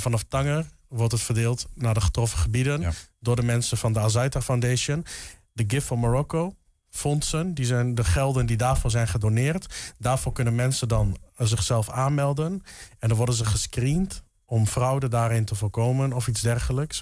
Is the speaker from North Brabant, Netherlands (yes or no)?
no; Enschede, Overijssel, Netherlands; kom oorspronkelijk uit Enschede.